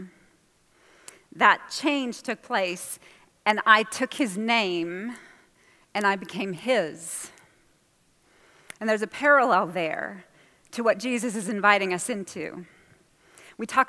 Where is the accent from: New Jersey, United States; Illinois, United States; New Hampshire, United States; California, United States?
New Hampshire, United States; I'm from New Hampshire, and I would spend the summers in Massachusetts with my grandmother.